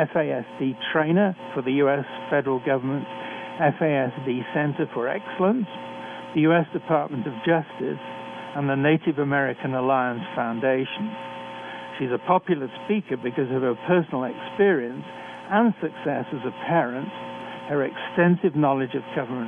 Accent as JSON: {"language": "English", "country": "United Kingdom", "also_born_or_lived": "Canada", "accent": "British", "moved": "as an adult", "said": "I'm a physician trained in Britain, as I'm sure you can tell from my accent"}